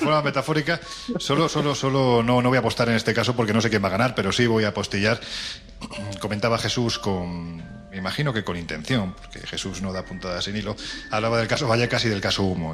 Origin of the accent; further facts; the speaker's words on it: Andalusia, Spain; soy andaluz, andaluz sin gracia ninguna